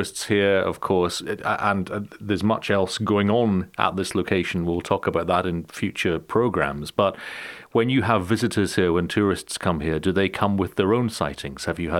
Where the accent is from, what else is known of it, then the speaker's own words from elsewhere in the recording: Inverness, Scotland, United Kingdom; I'm from Inverness in the UK, so was born very close to where Nessie is supposed to live, in those deep waters.